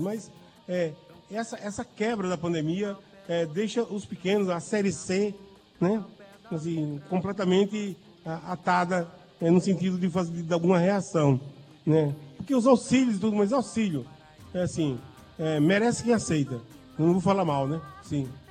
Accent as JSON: {"language": "Portuguese", "town": "Monteiro", "region": "Paraíba", "country": "Brazil", "moved": "yes", "lives_now": "João Pessoa, Brazil", "said": "a bandeira de Monteiro, a bandeira da minha aldeia"}